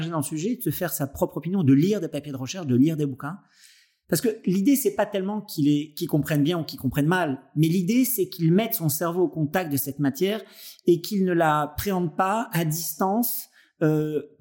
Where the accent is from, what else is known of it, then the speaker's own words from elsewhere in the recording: Nice, Provence-Alpes-Côte d'Azur, France; voilà, en tant que niçois, et, et, et, pour toutes les autres choses qui, qui nous rattachent, je suis vraiment heureux d'avoir croisé ta route tardivement